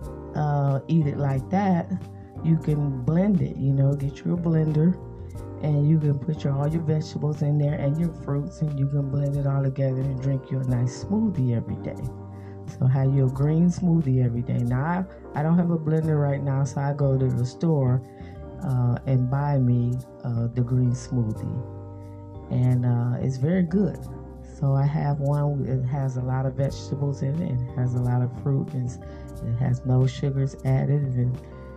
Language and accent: English; United States; I am African American myself